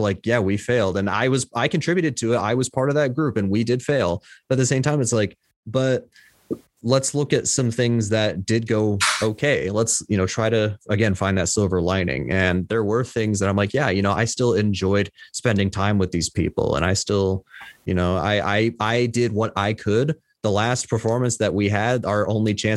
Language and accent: English; Tennessee, United States; also born or lived in Illinois; I was born in Illinois, but currently I am in Tennessee. So I've been here since I was three